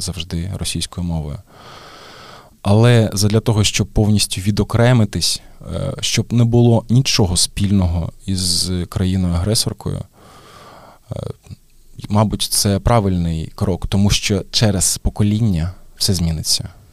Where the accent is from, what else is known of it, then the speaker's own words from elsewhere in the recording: Mariupol, Donetsk Oblast, Ukraine; moved away as an adult; Я Маріуполець і я народився там, як і мої батьки.